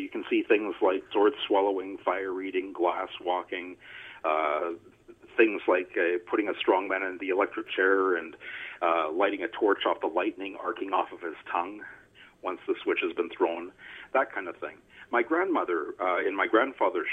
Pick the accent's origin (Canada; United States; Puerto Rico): Canada; also born or lived in Regina, Saskatchewan; now in Carleton Place, Canada; Well, I'm from Canada, and I live in a lovely little town called Carleton Place, just outside of the nation's capital of Ottawa